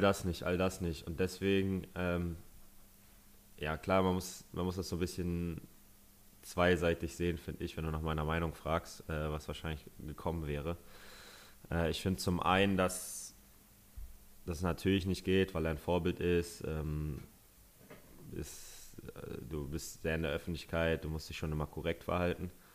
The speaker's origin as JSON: {"language": "German", "region": "Northern Germany", "country": "Germany", "said": "als Norddeutscher"}